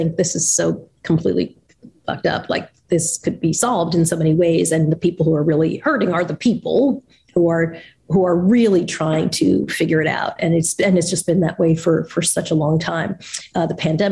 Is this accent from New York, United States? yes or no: yes; Long Island, New York, United States; moved away; I grew up in Long Island